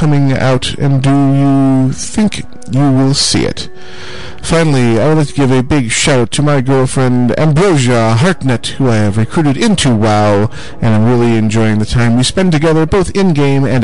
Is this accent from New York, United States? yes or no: yes; near Buffalo, New York, United States; I grew up near Buffalo, New York, which is right across the Niagara River from the great state of Canada